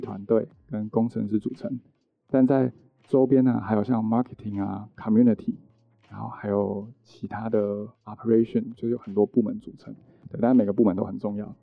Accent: Yunlin County, Taiwan; moved away as an adult; also born or lived in Hsinchu / Taipei; 我其实是云林的，就在云林念，就是从一路这样念到高中都在云林哦

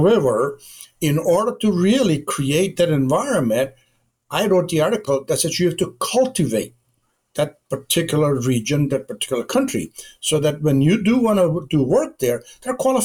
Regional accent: India; moved away as an adult; now in United States; I was born and educated my undergraduate degree in India. And I came to the United States back in 1965 to go to graduate

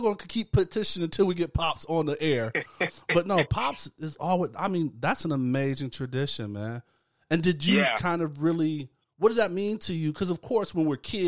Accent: Tampa, Florida, United States; grew up in Tampa

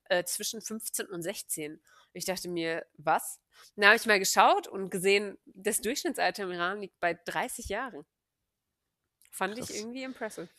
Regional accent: Hanover, Lower Saxony, Germany; moved away as an adult; ich bin Hannoveranerin, gebürtig und habe äh, ja, bin dann zum Studieren eine Zeit lang weggezogen und bin jetzt wieder in Hannover

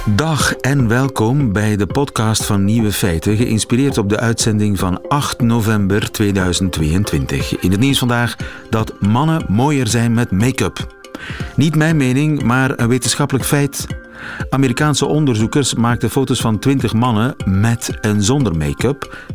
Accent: Belgium; als Belg

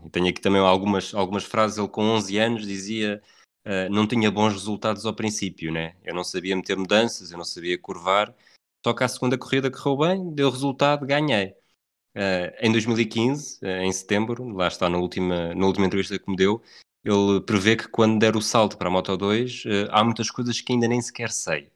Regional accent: Portugal; como bom português

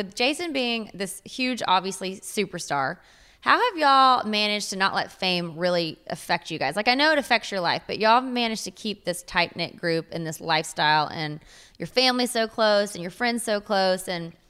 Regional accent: Waco, Texas, United States; I'm from Texas, Waco, Texas.

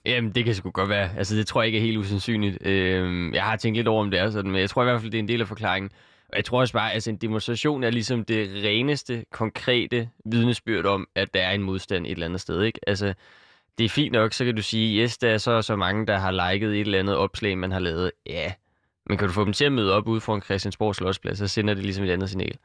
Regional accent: Copenhagen, Capital Region of Denmark, Denmark; jeg kommer her fra København og har boet hele mit liv

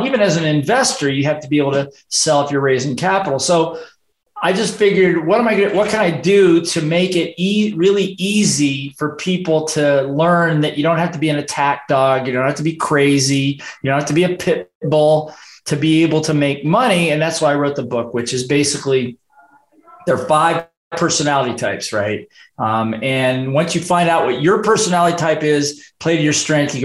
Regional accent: Midwest, United States; moved away as an adult; also born or lived in Hawaii; I grew up in the Midwest, got sick and tired of the weather there, and I got out of university and decided to move to Hawaii

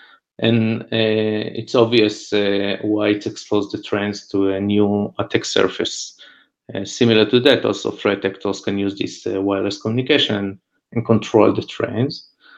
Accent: Israel; I'm from Israel

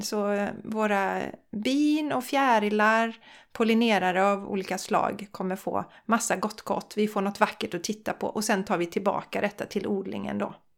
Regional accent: Borås, Västra Götaland, Sweden; also born or lived in Bollebygd; now in Gothenburg, Sweden; jag är från Borås från början, eller allra först från Bollebygd

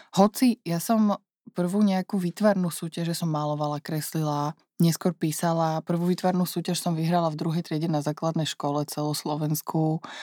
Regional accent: Slovakia; also born or lived in New York, United States; som prišla naspäť na Slovensko

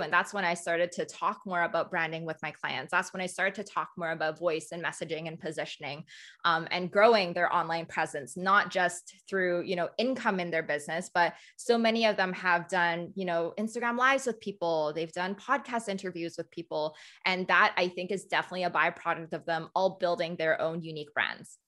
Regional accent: Canada; also born or lived in Hong Kong; I was born in Hong Kong, um, and I moved to Canada when I was three

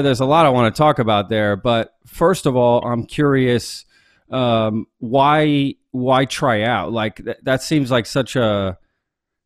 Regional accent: Texas, United States; I'm from Texas

